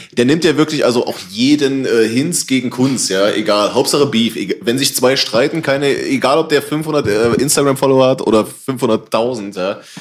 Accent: Halle, Saxony-Anhalt, Germany; ich bin zum Beispiel in der Silberhöhe aufgewachsen zum großen Teil

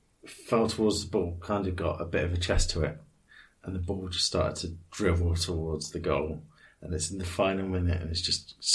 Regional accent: Havant, South East England, United Kingdom; I grew up in Havant

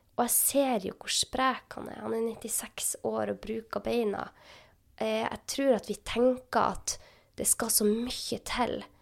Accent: Northern Norway, Norway; jeg er jo fra Nord-Norge

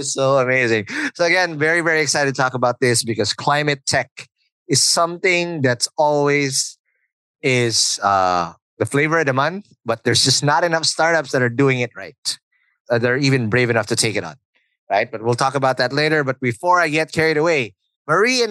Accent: Philippines; I'm obviously Filipino

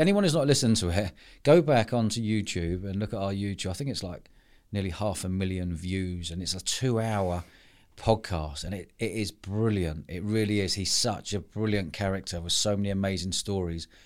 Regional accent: London, United Kingdom; moved away as an adult; growing up, I spent most of my life in London until moving down here

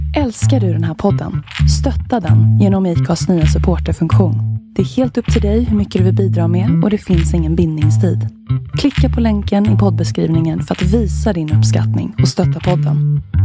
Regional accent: Dalarna County, Sweden; accent: Dalmål; jag känner mitt dalmål drog, drog, dalmål drog igång

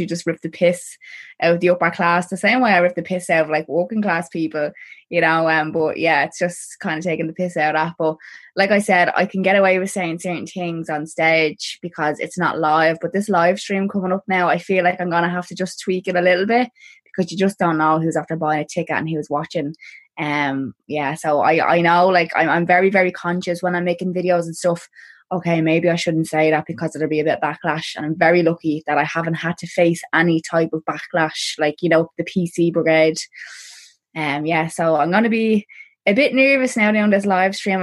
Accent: Dublin, Leinster, Ireland; I'm from a place called Clondalkin in Dublin

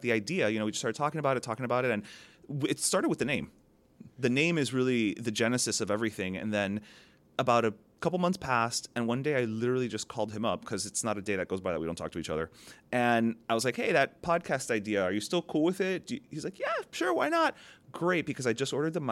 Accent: South Florida, United States; we're born in the States. We grew up here. But culturally, we grew up, you know, being Cuban American.

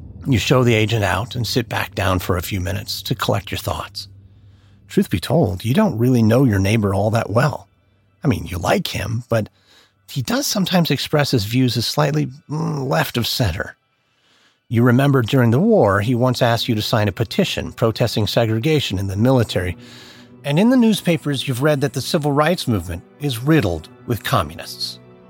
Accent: United States; And no, in case you were wondering, not that …. I am, though, an American

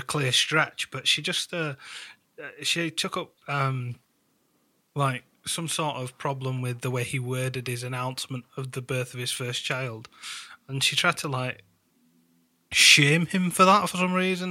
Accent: United Kingdom; being British

